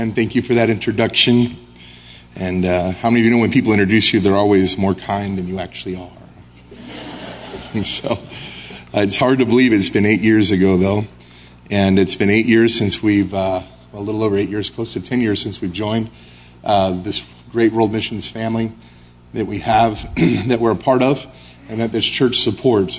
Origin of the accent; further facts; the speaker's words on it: United States; moved away as an adult; now in Brussels, Belgium; I'm American. I'm proud to be American.